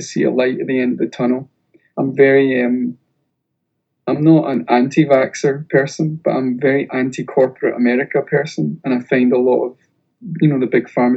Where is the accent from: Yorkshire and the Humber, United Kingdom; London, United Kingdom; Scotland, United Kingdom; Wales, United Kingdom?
Scotland, United Kingdom; We're also Scottish